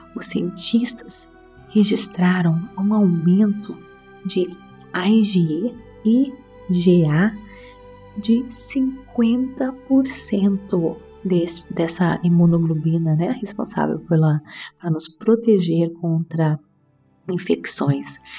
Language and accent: Portuguese; Brazil; moved away; Tanto tempo fora do Brasil, meu português está um pouquinho fraquinho.